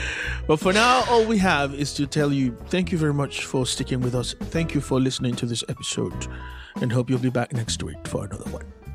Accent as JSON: {"language": "English", "country": "Haiti", "tie": "born or raised there", "moved": "yes", "said": "being from Haiti, growing up in Haiti"}